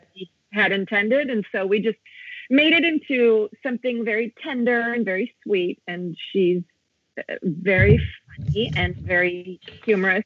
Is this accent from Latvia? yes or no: no; Italy; also born or lived in United States; I'm also half American because I was born in the States and raised here.